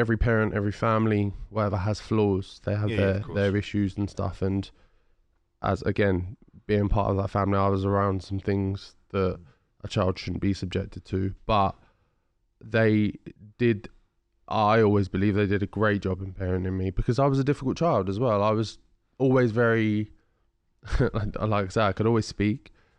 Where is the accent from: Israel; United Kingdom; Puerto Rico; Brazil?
United Kingdom; Ipswich, East of England; And I'm from Ipswich, which is a predominantly white area.